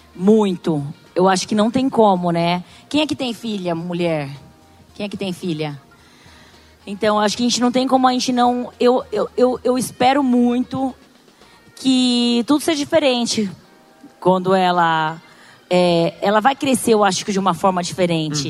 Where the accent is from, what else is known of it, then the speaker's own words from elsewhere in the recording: Brazil; accent: caipira; a gente é caipira do interior, com sotaque, oriental